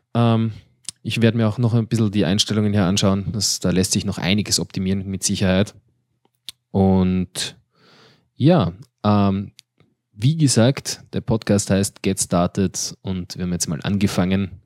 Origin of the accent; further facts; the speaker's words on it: Austria; wir Österreicher